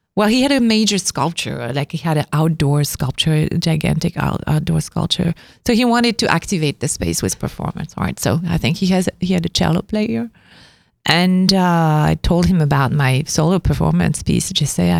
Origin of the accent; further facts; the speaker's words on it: Avignon, Provence-Alpes-Côte d'Azur, France; moved away as an adult; now in New York, United States; because I come from Avignon